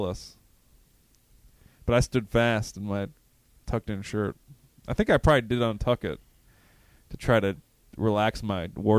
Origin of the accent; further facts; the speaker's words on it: Illinois, United States; I was from Illinois, for God's sakes.